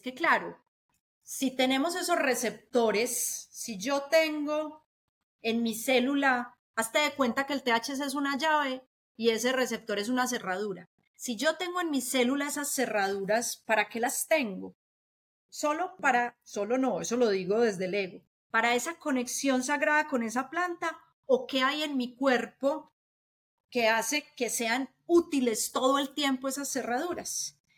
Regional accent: Colombia

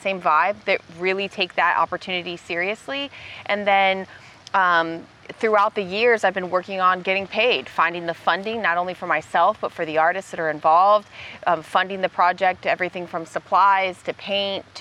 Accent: Orlando, Florida, United States; also born or lived in Tampa, Florida / Tallahassee, Florida; I grew up in Orlando. I was born in Tampa, then did middle school, high school in Orlando

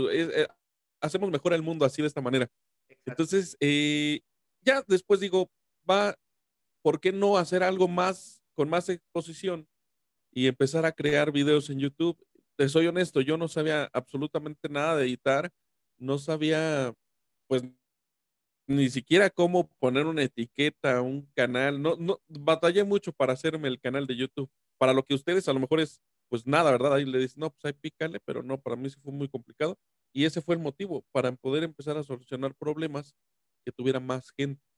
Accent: San Luis Potosí, Mexico; yo soy de San Luis Potosí

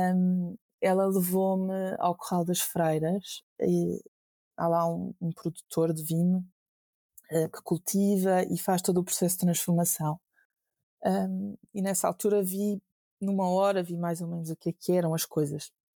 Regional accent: Funchal, Madeira, Portugal; moved away as an adult; now in Lisbon, Portugal; surge do sítio onde eu nasci

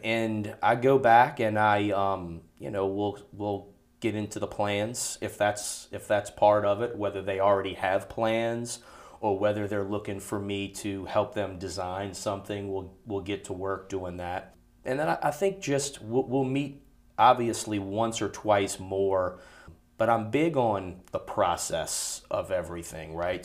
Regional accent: New Orleans, Louisiana, United States; now in Baton Rouge, United States; I am from New Orleans

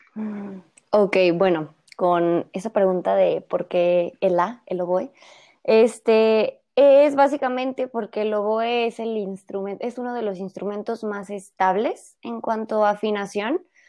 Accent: Guadalajara, Jalisco, Mexico; todos somos tapatíos

